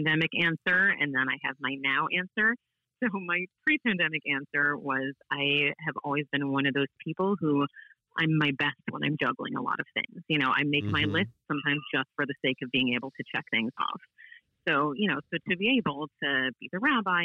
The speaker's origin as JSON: {"language": "English", "town": "St. Louis", "region": "Missouri", "country": "United States", "said": "folks from St. Louis, we know that we have our own sort of, you know, special way of doing things"}